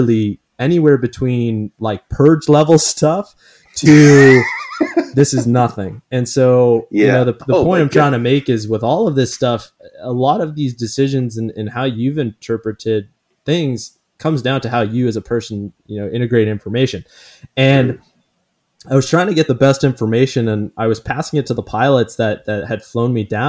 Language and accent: English; Canada; now in United States; as a Canadian living in the US